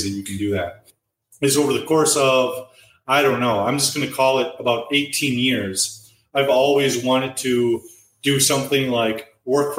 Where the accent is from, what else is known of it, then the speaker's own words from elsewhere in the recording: United States; moved away as an adult; now in Vietnam; I'm an American